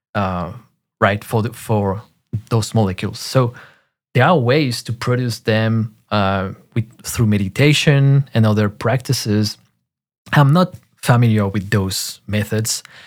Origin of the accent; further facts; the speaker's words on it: France; in parks in my hometown in France